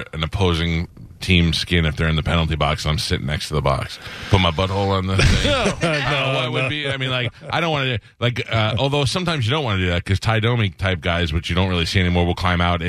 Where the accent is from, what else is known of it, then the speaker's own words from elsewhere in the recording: Northeast, United States; moved away; It's weird because I grew up in the Northeast, but wasn't really a hockey fan until I came here.